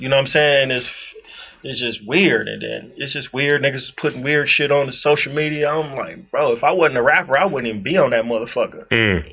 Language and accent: English; Inglewood, California, United States; I'm from Inglewood